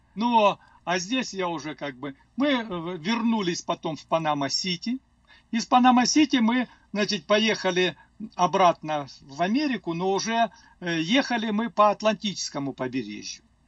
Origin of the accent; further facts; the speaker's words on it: Cherkessk, Karachay-Cherkessia, Russia; first language Russian; moved away as an adult; also born or lived in Azerbaijan; now in Denver, United States; я родился в Азербайджане, и, как сказали, уже меня перевезли. Я не сам переехал, пятилетнем возрасте перевезли в город Черкесск